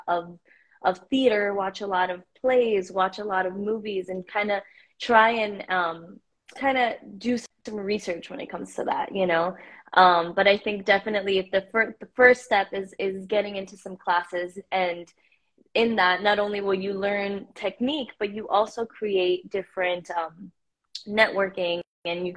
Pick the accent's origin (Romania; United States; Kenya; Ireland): United States; Miami, Florida; also born or lived in Mexico; I was born in Mexico and I grew up in Miami